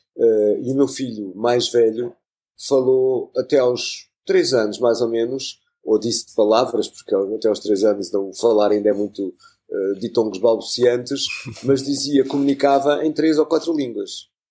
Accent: Lisbon, Portugal; eu sou lisboeta, mas alguma vez eu me senti lisboeta, não sei quando é aquelas conversas de não, não, nasci Lisboa

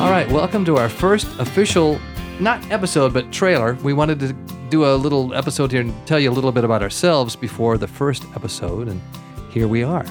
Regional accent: Southern California, United States; accent: American; also born or lived in Kilwinning, Scotland; We came to America, and that's where I grew up, in Southern California

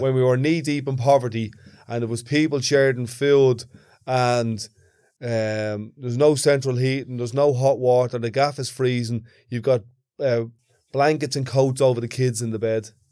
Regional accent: Dublin, Leinster, Ireland; when I grew up in Ballymonde, there was blackouts every couple of months

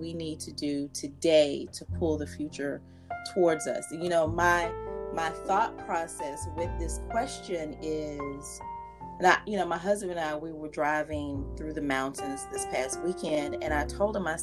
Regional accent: North Carolina, United States; now in Richmond, United States; I'm from North Carolina, now living in Richmond, Virginia

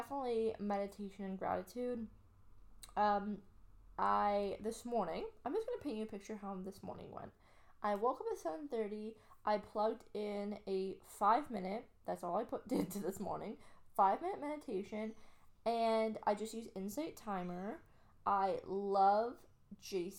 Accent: Canada; now in Australia; I'm Canadian

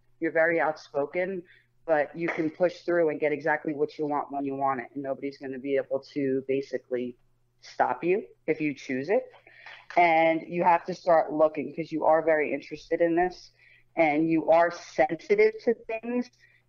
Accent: Colts Neck, New Jersey, United States; I grew up in Colts Neck.

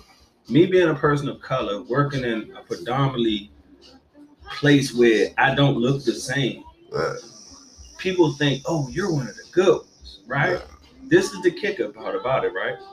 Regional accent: DMV, United States; moved away as an adult; also born or lived in Virginia Beach; I didn't go back home or whatever, back to the city, went back to the DMV

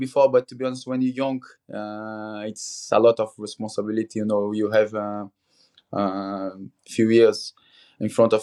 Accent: Petrópolis, Rio de Janeiro, Brazil; moved away; It's in the mountains in Rio. It's like 50 minutes from the city, from Rio de Janeiro. It's quite than Rio, to be honest, but for being raised there with my brother

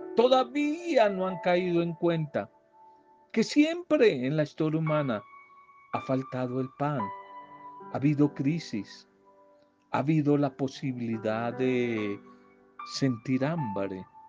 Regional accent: Colombia; Aquí yo hablo en mi país

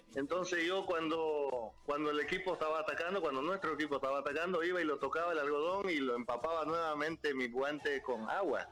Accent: Bolivia; como boliviano

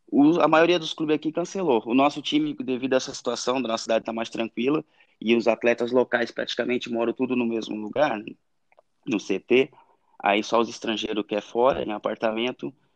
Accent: Ilhota, Santa Catarina, Brazil; moved away as an adult; also born or lived in Ibirama, Santa Catarina / Mato Grosso / Myanmar / Thailand; fui criado numa cidade muito pequena, ali no Vale do Itajaí, que é Ilhota

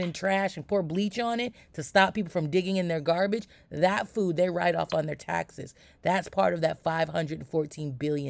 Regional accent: New York, United States; I grew up in New York where people would keep pigeons on the roof.

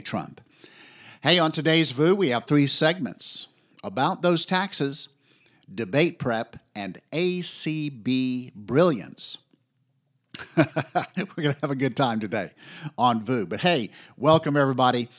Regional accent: the South, United States; I grew up in the South.

